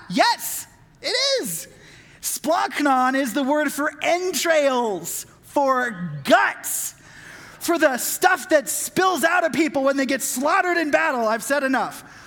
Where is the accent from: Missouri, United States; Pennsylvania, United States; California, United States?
California, United States; Southern; having grown up in Southern California